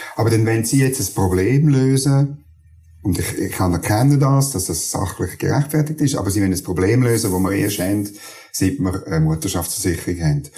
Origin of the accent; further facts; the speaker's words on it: Schwyz, Switzerland; also born or lived in Canton of Bern; now in Bern, Switzerland; ich komme ursprünglich aus dem Kanton